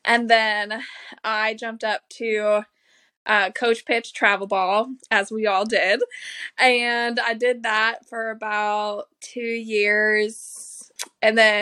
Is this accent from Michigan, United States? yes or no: no; Tampa, Florida, United States; I'm from Tampa, Florida